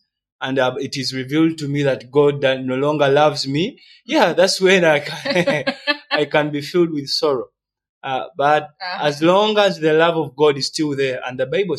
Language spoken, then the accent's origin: English; Uganda; also born or lived in Rwanda; I'm Rwandan. I'm Ugandan.